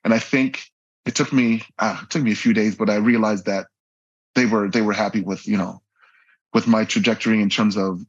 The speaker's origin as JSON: {"language": "English", "town": "Vancouver", "region": "British Columbia", "country": "Canada", "tie": "born or raised there", "also_born_or_lived": "Port Coquitlam, Canada", "moved": "as an adult", "lives_now": "Abu Dhabi, United Arab Emirates", "said": "growing up in Vancouver"}